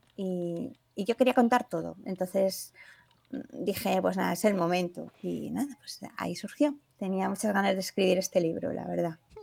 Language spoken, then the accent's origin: Spanish; Granada, Andalusia, Spain; moved away; also born or lived in Porcuna, Jaén; yo soy granadina y el pueblo por cuna que se llama ahora es el pueblo de mi padre.